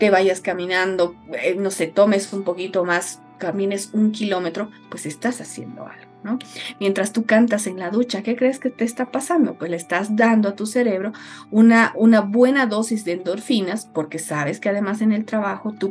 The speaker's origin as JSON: {"language": "Spanish", "region": "Oruro", "country": "Bolivia", "tie": "born or raised there", "said": "Yo soy orureña. Eh, vengo y, bueno, nací en un hogar orureño, me formé en, en la escuela en Oruro, en el colegio alemán de Oruro"}